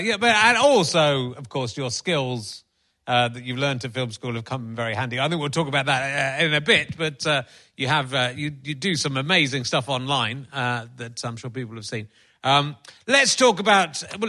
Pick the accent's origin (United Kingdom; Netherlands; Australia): United Kingdom; North East England; Do you think, I mean, we come from the Northeast, and I've just been up in Newcastle